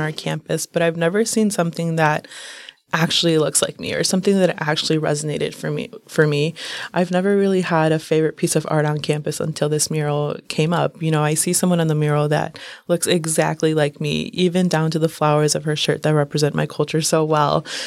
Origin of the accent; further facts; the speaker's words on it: United States; I was born here in the United States